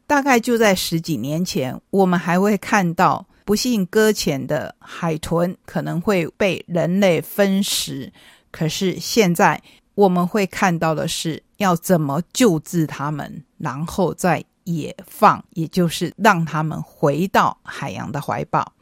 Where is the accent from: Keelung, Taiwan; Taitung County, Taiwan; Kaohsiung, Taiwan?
Taitung County, Taiwan; Taitung; 我是台东人